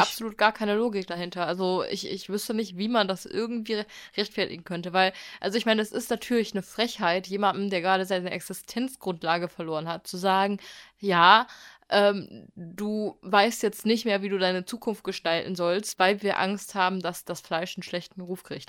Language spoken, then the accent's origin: German; Germany; bei uns in Deutschland